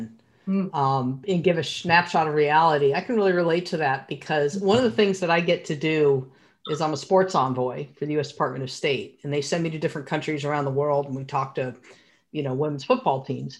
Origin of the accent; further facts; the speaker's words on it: United States; I'm an American female goalkeeper